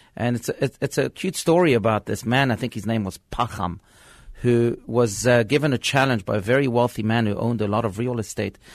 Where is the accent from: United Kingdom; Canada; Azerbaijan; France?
France; now in Scottsdale, United States; I was born in France